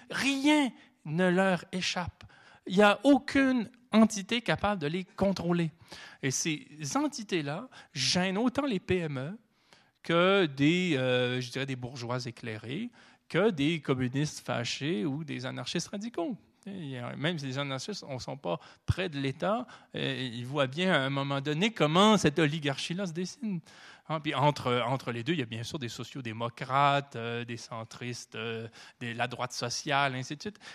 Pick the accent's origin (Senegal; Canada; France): Canada; Chez nous, au Canada